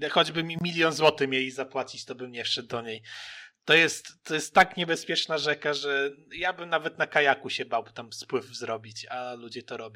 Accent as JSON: {"language": "Polish", "area": "Lubelszczyzna", "region": "Lublin Voivodeship", "country": "Poland", "said": "dwóch boomerów z Lubelszczyzny witamy."}